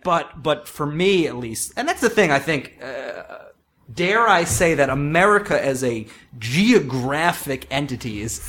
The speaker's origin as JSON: {"language": "English", "area": "Long Island", "region": "New York", "country": "United States", "said": "because I'm from Long Island. I went to school in New York. Like, I'm a Northeastern person."}